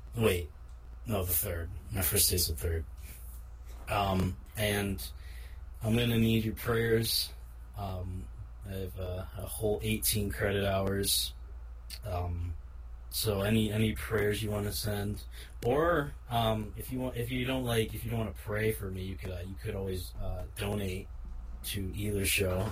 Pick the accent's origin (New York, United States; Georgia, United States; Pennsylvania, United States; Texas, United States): New York, United States; I'm the New Yorker